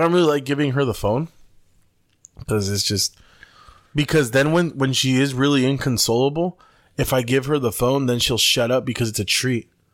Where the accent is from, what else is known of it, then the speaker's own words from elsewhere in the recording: Mexicali, Baja California, Mexico; we're from Compuertas